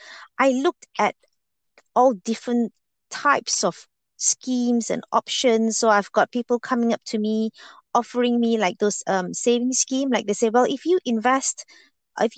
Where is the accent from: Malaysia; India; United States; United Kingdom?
Malaysia; moved away as an adult; I was born in Malaysia and I grew up there